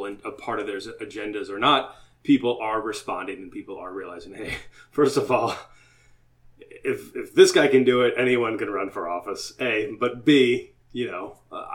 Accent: Charlottesville, Virginia, United States; now in Wilmington, United States; I'm from Charlottesville, Virginia, but right now I live in Wilmington.

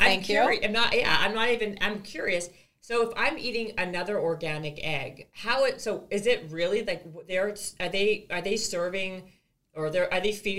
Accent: Canada; I'm from Canada

